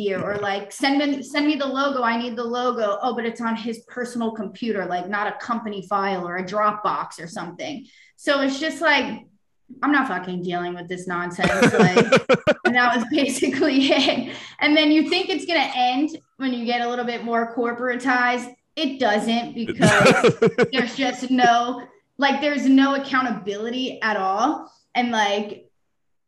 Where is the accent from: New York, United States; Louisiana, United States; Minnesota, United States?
New York, United States; New York City; also born or lived in California / Colorado / South Florida; now in New York, United States; I'm from Brooklyn, New York. I've lived between New York, California, Colorado, and South Florida